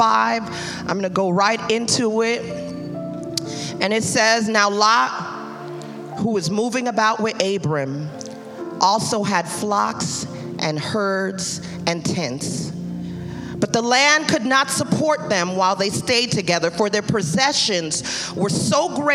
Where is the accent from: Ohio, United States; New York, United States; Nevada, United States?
New York, United States; New York City; I'm from Brooklyn. We speak with our hands